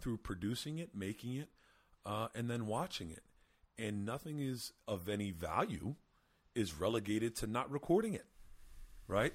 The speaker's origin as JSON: {"language": "English", "town": "Lebanon", "region": "Pennsylvania", "country": "United States", "tie": "born or raised there", "said": "my small hometown of 25,000 people in Lebanon, Pennsylvania"}